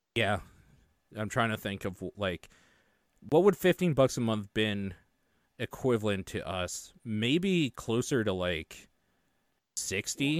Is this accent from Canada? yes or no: yes; Canada; being Canadian